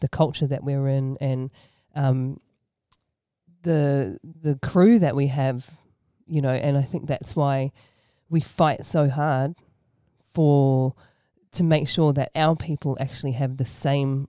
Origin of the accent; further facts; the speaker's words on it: Sydney, New South Wales, Australia; accent: Australian; moved away as an adult; now in New Zealand; my Australian accent, I was actually born and raised in Australia.